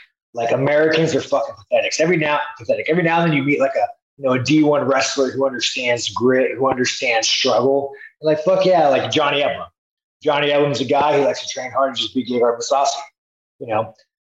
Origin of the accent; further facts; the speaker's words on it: Brazil; now in United States; I mean, the fuck, I grew up in Brazil, man. Brazil fucking sucks.